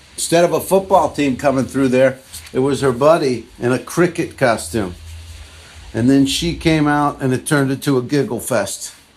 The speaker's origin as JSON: {"language": "English", "region": "New Jersey", "country": "United States", "said": "I'm from Edgewater. I mean, I'm from New Jersey."}